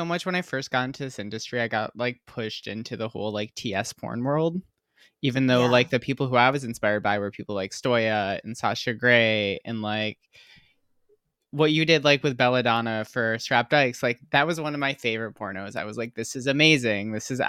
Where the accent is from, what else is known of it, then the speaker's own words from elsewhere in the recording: Michigan, United States; now in California, United States; And I'm from Michigan.